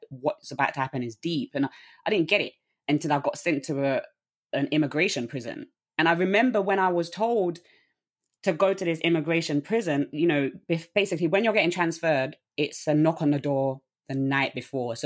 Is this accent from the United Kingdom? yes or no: yes; London, United Kingdom; I'm from Southeast London.